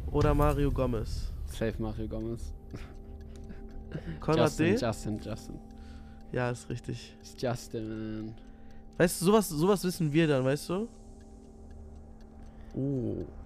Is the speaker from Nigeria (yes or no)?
yes; Nigeria; born there; weil ich bin gebürtiger ähm, Nigerianer und das war ja mal eine englische Kolonie.